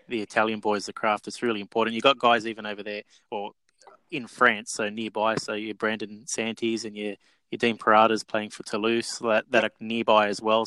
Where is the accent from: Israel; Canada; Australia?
Australia; I've grown up in Australia